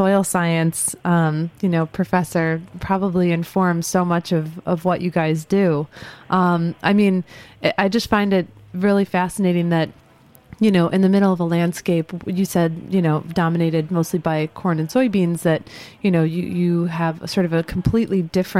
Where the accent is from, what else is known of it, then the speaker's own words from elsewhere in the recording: Libertyville, Illinois, United States; Myself from Libertyville, which is a small town north of Chicago